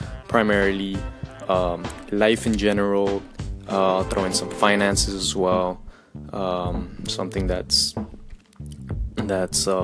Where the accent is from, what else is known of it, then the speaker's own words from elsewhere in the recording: Colombia; moved away; I grew up in Colombia, you know, very Latin American country